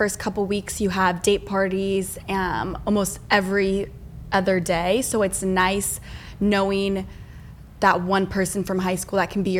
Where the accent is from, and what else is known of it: Newport Beach, California, United States; born or raised there; moved away as an adult; now in Austin, United States